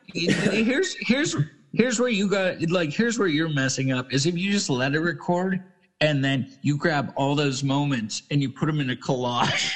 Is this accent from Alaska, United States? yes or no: yes; Alaska, United States; growing up in Alaska